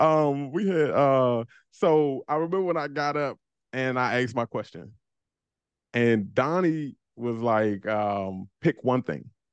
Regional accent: Landover, Maryland, United States; moved away as an adult; also born or lived in Baltimore; me and my wife from the same neighborhood down, it's Landover, P G County

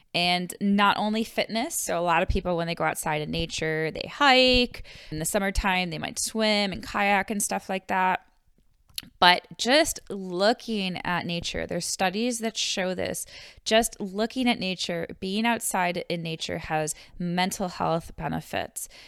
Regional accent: Buffalo, New York, United States; moved away; I am from Buffalo, New York, so, uh, we did go outside, but winters were very long in Buffalo

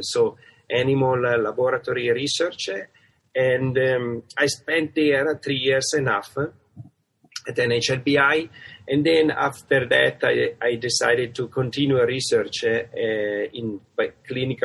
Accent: Italy; accent: Italian; moved away as an adult; now in United States; I have a kind of great accent, which is from Italy. And so I come from Italy

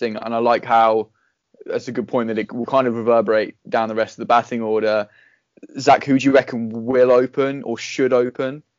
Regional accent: England, United Kingdom; I'm English

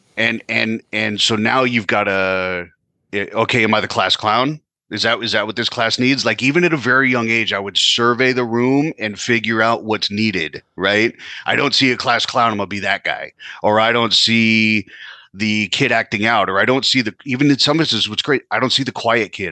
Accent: California, United States; moved away as an adult; now in New Jersey, United States; Currently, I am in New Jersey, uh, but I was born and raised out in California.

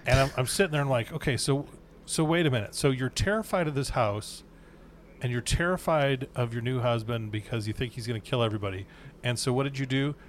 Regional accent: Wisconsin, United States; moved away; also born or lived in Minnesota; growing up in Wisconsin, they lived about two hours away from us, and then when we moved to Minnesota

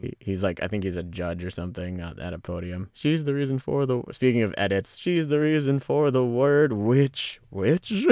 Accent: Pacifica, California, United States; me growing up in Pacifica

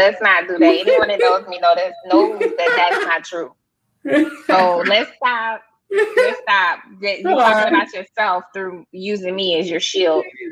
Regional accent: Georgia, United States; I'm a Georgia peach

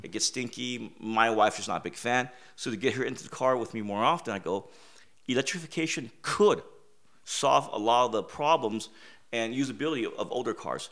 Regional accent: United States; growing up in America

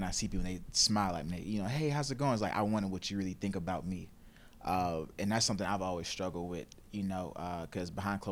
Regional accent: Stone Mountain, Georgia, United States; also born or lived in Gwinnett County, Georgia; I grew up in Stone Mountain on Memorial Drive, went to elementary school out there. My parents, the area where we stayed in wasn't like the best of areas. So my parents, we moved out to Gwinnett County at the time

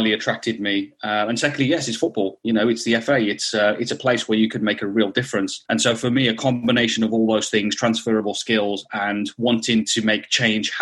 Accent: Black Country, West Midlands, United Kingdom; I am a Wolves boy, born and bred. So from the Black Country, I'm a Wolves fan

